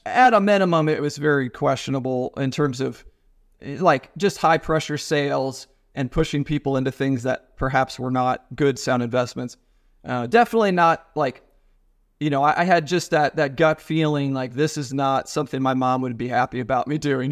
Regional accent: Ohio, United States; moved away; also born or lived in Nashville; I'm from Ohio

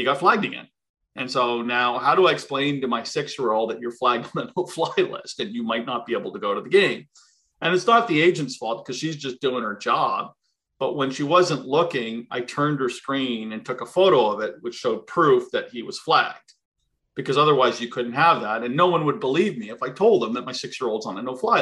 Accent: East Coast, Canada; moved away; We're from the East Coast

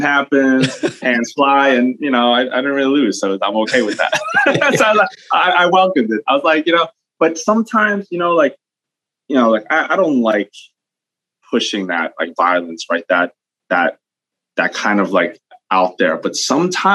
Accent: Long Island, New York, United States; I grew up out in Long Island, but I was right on the border of Queens

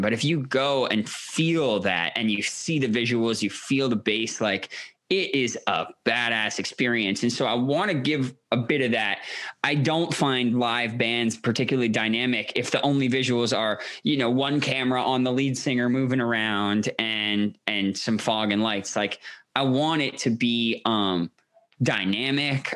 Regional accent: Toronto, Ontario, Canada; I grew up in Toronto, a progressive family

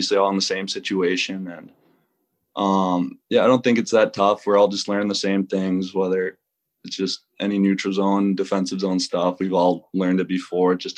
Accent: Minnesota, United States; moved away as an adult; now in Greenville, United States; I played high school hockey in Minnesota, college Minnesota, and then last year was my actual first year, like, being out of Minnesota

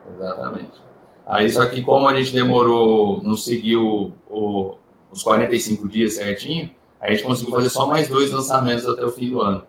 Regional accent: Ribeirão Preto, São Paulo, Brazil; moved away as an adult; voltar para o interior de São Paulo, porque eu sou de Ribeirão Preto, eu trabalhava sempre em outras cidades

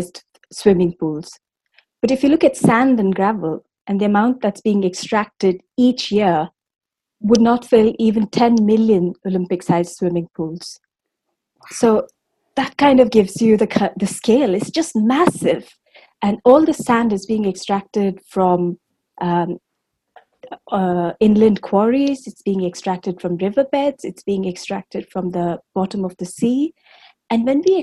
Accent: Bangalore, Karnataka, India; I grew up in Bangalore in South India

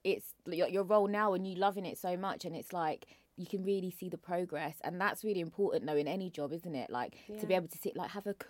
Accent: London, United Kingdom; I'm from Peckham

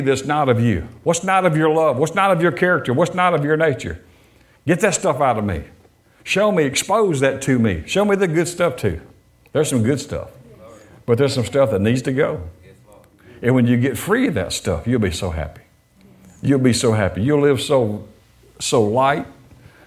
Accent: Detroit, Michigan, United States; I was born in Detroit

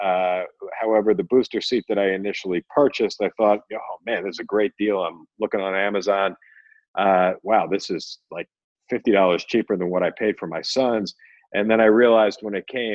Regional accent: Philadelphia, Pennsylvania, United States; born or raised there; moved away as an adult; also born or lived in New York; now in Phoenix, United States

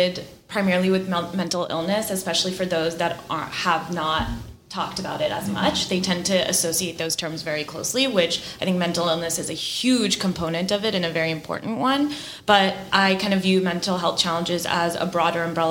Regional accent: Bay Area, California, United States; moved away as an adult; I'm originally from the Bay Area and grew up there

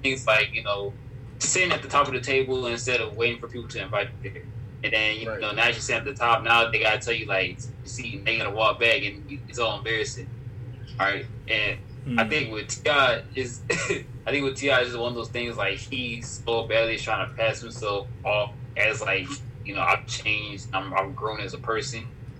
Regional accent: Harlem, New York, United States; I'm just a creep because I'm from Harlem

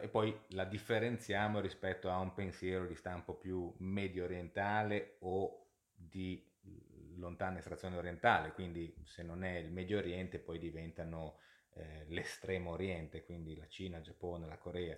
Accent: Genoa, Liguria, Italy; moved away as an adult; now in London, United Kingdom; Io sono originariamente di Genova e sono a Genova in questo momento, anche se poi vivo e lavoro comunemente a Londra

